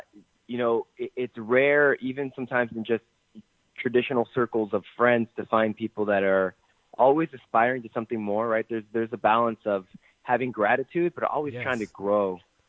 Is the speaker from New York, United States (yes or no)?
no; Orange County, California, United States; I am from Orange County, California.